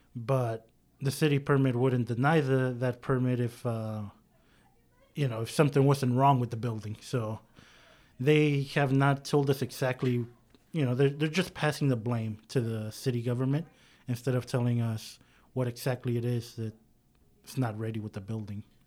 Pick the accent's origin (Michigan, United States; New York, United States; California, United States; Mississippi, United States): California, United States; San Diego; now in Sacramento, United States; I'm a native from San Diego, California.